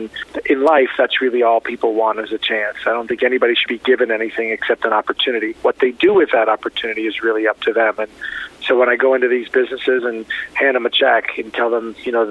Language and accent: English; Miami, Florida, United States; also born or lived in Beirut, Lebanon; I was born in Beirut, Lebanon, lived in an orphanage, and I was adopted by an American family and raised in Miami